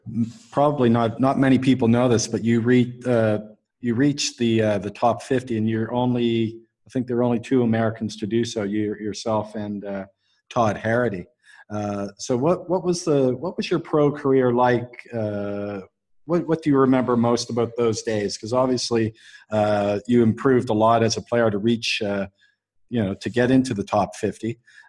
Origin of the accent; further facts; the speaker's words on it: Halifax, Nova Scotia, Canada; My hometown.